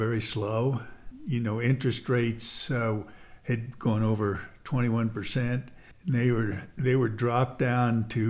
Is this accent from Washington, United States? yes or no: no; Wyoming, United States; born or raised there; also born or lived in Philadelphia, Pennsylvania / Lander, Wyoming / Jackson, Wyoming